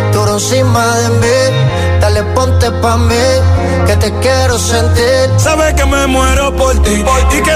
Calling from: Mallorca, Balearic Islands, Spain; desde Mallorca.

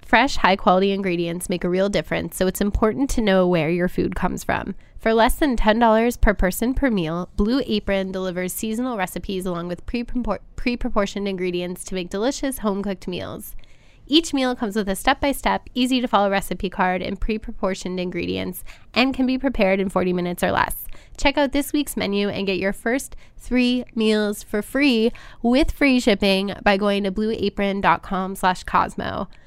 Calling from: New Jersey, United States; I am calling from New Jersey. From oh, right across the right across the river.

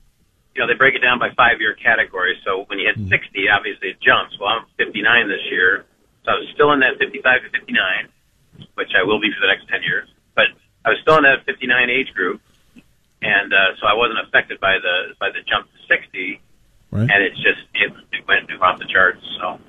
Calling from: Aurora, Ohio, United States; I'm from Aurora.

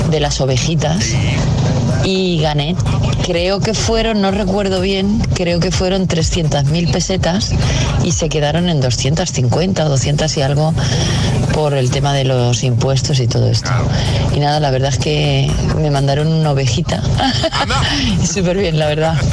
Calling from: Zaragoza, Aragon, Spain; Buenos días, agitadores.

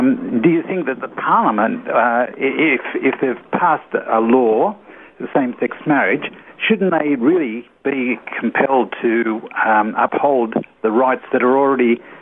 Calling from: Sydney, New South Wales, Australia; Mount Druitt in Sydney.

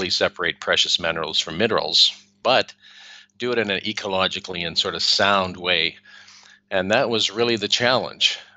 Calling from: Spain; I'm I'm calling in from Spain, and it's really sunny here.

